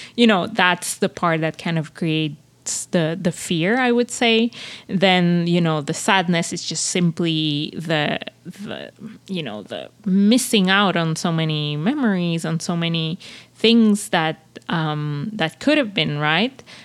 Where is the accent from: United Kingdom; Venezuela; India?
Venezuela; moved away as an adult; now in Montreal, Canada; I came from Venezuela and, like, you know, it, uh, I, I, I, I live half of my life in a, in a society that's very, um, dangerous, that's very, you grow up with a lot of fears